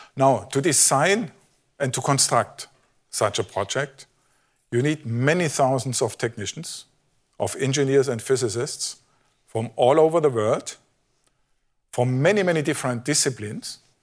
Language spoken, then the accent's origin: English; Germany; I'm from Germany